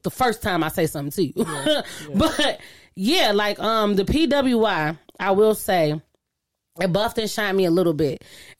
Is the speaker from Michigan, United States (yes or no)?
yes; Detroit, Michigan, United States; I grew up in Detroit, because I'm from a black